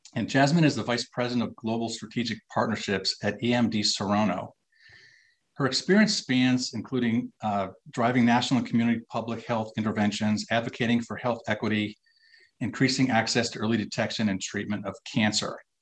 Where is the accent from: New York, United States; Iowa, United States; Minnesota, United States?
Minnesota, United States; I'm from Minnesota, so you know we're mm. fellow Midwesterners